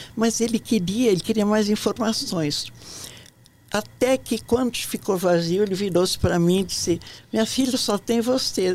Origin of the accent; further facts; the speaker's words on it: Ijuí, Rio Grande do Sul, Brazil; moved away as an adult; also born or lived in Porto Alegre; now in Brasília, Brazil; eu vim de uma cidade do interior do Rio Grande do Sul